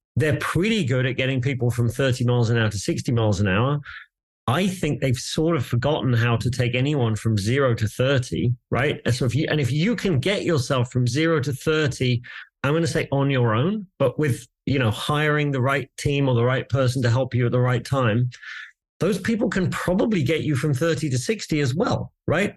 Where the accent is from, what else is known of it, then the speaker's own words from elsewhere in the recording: England, United Kingdom; I'm English